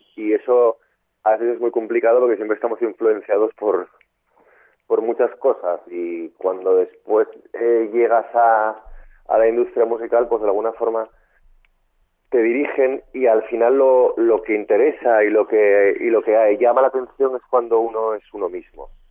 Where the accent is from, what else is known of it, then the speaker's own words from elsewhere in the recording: Asturias, Spain; moved away as an adult; now in Madrid, Spain; soy un chico de Asturias